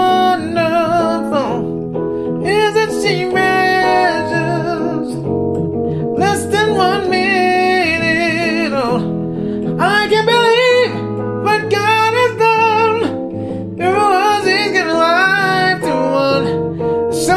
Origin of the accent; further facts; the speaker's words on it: Detroit, Michigan, United States; moved away as an adult; now in Los Angeles, United States; I'm originally from Detroit.